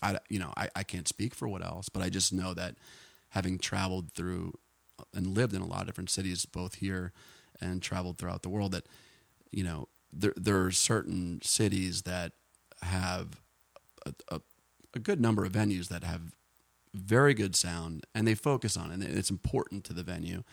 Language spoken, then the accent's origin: English; New Jersey, United States; also born or lived in Boulder, Colorado; now in Austin, United States; where I grew up in New Jersey